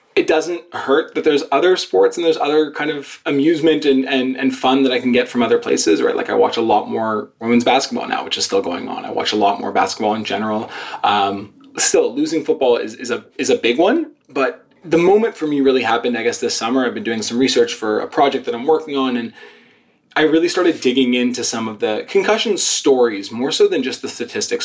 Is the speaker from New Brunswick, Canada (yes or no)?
no; Montreal, Quebec, Canada; I'm a Canadian. I was born and raised in Montreal